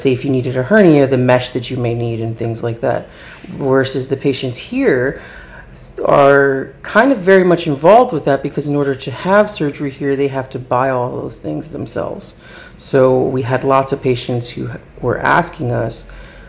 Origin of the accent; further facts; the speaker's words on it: New Jersey, United States; I'm from New Jersey